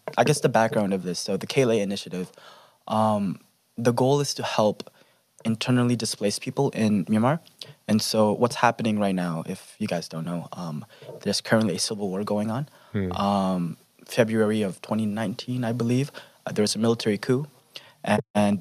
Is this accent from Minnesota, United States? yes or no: no; Indiana, United States; I'm from Indiana, the beautiful state of Indiana